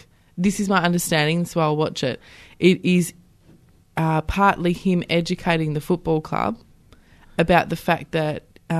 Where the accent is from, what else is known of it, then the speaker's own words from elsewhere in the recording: Western Australia, Australia; I am from Western Australia.